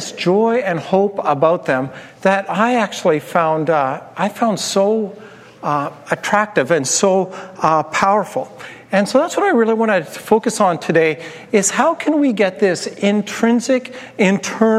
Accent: Turtleford, Saskatchewan, Canada; when I was growing up in Turtleford, Saskatchewan, in northern Saskatchewan

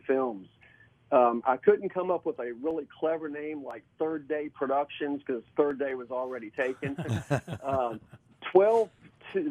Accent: Richmond, Virginia, United States; I am from Richmond, Virginia

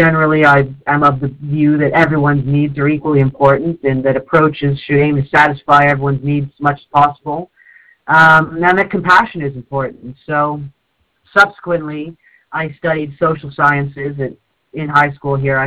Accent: North East England, United Kingdom; also born or lived in Canada; I moved to the UK when I was 7, and the place I moved to in the UK, in the Northeast, is very, very undiverse.

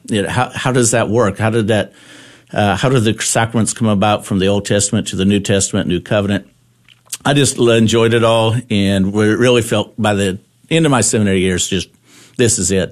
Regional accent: Lindsay, Texas, United States; my hometown in Lindsay, Texas

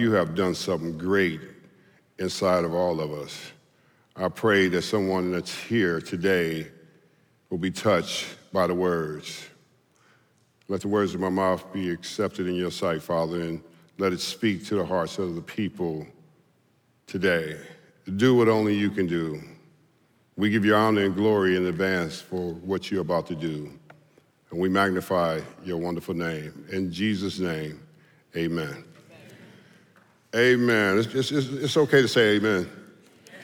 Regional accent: Southern California, United States; I was a Southern California player, you know, and I came from Southern California

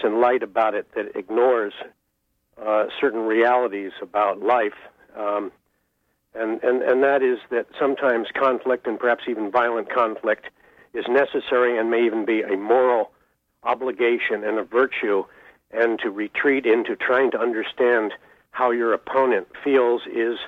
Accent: Searsport, Maine, United States; my hometown of Searsport

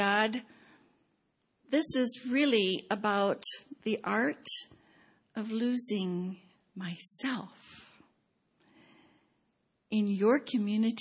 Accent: Pasadena, California, United States; now in Baltimore, United States; every time I go to Cambodia and fill out a visa application that asks the city of my birth, I write P-A-S-A-D-E-N-A

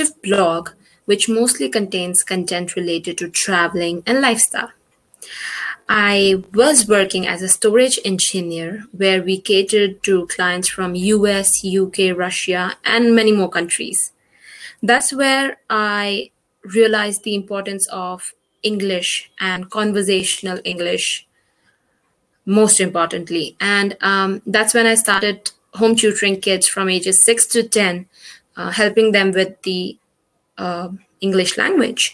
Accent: India; I'm from India

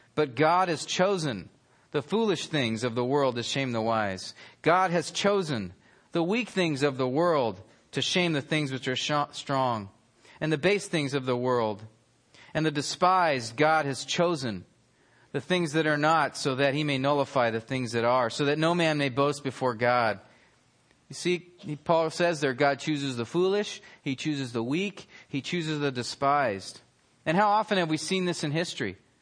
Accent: near Yosemite in the Sierra Nevada, California, United States; I grew up near Yosemite in the Sierra Nevadas

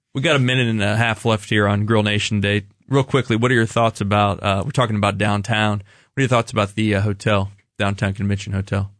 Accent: Kansas City, Missouri, United States; I grew up in the Northland, as Ryan did

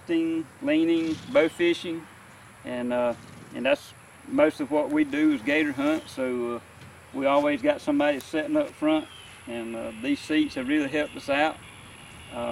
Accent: Middle Georgia, United States; I was born and raised in Middle Georgia

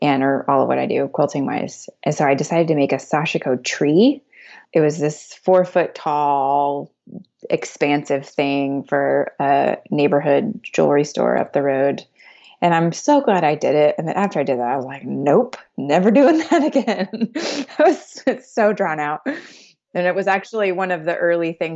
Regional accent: Dallas, Texas, United States; now in Greenville, United States; We are in Greenville, South Carolina, but I am from Dallas, Texas.

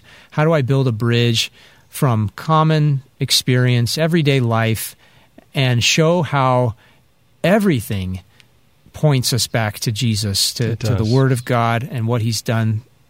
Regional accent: North Dakota, United States; born there; also born or lived in Nebraska / Colorado / Ohio / Alabama; I was born in North Dakota, and we were stationed at that base 3 different times on 3 separate occasions.

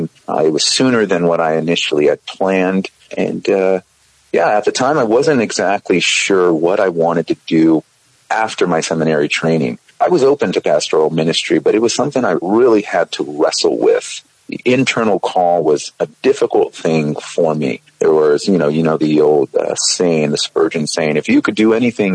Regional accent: San Jose, California, United States; also born or lived in the Valley, California; I was born in Santa Clara, California, San Jose, or largely the San Jose South Bay area. Until I was about 10, was living there and moved out to the Valley with my family at that time.

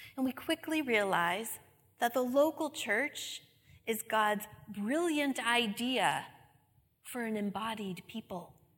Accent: New England, United States; I'm from New England

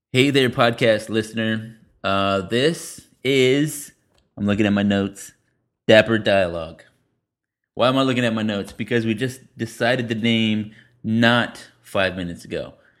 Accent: San Antonio, Texas, United States; moved away; also born or lived in Denton; I'm from San Antonio

